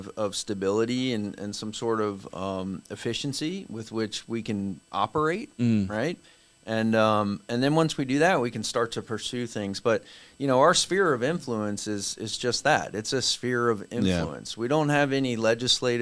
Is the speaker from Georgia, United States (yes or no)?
no; Orlando, Florida, United States; I grew up around here. Like, I can tell you when growing up in Orlando